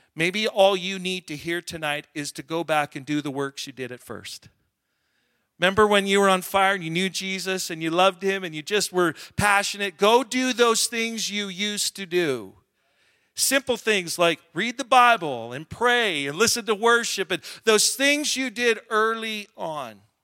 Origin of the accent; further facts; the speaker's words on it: Alberta, Canada; I'm from Alberta